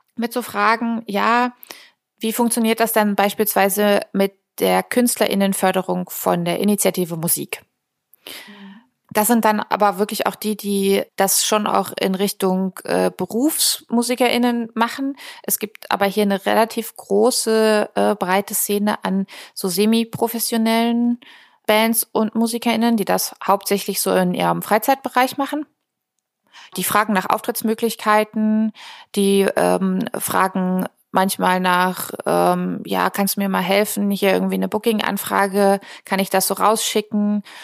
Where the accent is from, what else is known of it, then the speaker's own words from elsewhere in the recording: near Potsdam, Brandenburg, Germany; moved away as an adult; also born or lived in Berlin; now in Rostock, Germany; Ich bin ursprünglich aus der Nähe von Potsdam, also gebürtige Brandenburgerin